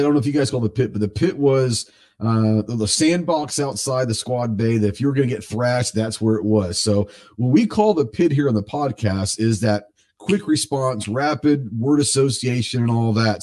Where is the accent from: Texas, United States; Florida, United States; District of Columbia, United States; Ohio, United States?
Texas, United States; Dallas; I'm from Dallas, so I grew up in a huge city